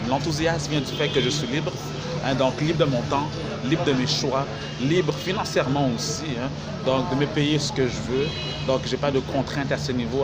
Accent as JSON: {"language": "French", "town": "Montreal", "region": "Quebec", "country": "Canada", "said": "à Montréal, au Québec, là d'où je viens"}